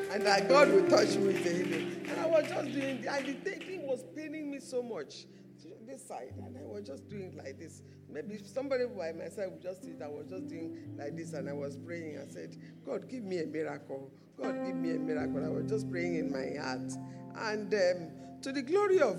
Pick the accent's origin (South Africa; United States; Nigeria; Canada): Nigeria; I came all the way from Nigeria on holidays